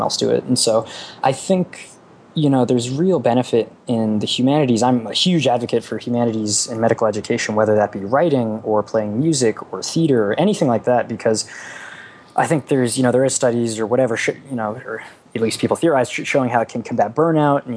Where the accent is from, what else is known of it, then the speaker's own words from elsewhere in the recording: Boston, Massachusetts, United States; moved away as an adult; I grew up in Boston